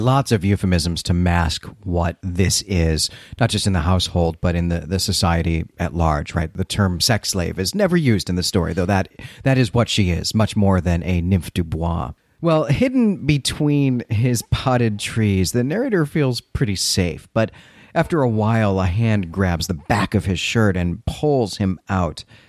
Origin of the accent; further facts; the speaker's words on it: Midwest, United States; also born or lived in Chicago suburbs; now in Philadelphia, United States; being a Midwesterner